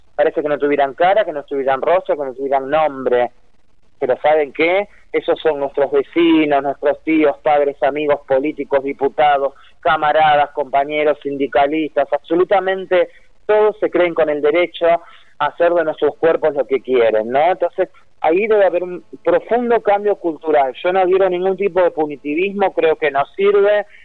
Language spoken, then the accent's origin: Spanish; San Justo, Buenos Aires Province, Argentina; yo vivo justamente a unas cuadras de la Ruta 3, soy de San Justo, de Loma del Mirador precisamente